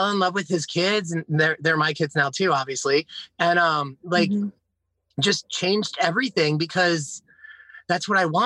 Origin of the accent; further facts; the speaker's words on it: Pennsylvania, United States; moved away as an adult; now in South Carolina, United States; I went back to Philadelphia because it's where I was born. I grew up in like um, Bucks County and Montgomery